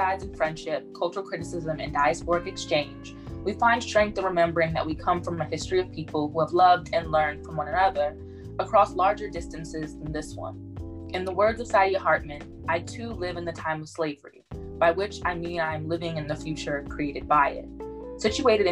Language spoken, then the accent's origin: English; Washington, District of Columbia, United States; moved away; back home, DC. Happy to be home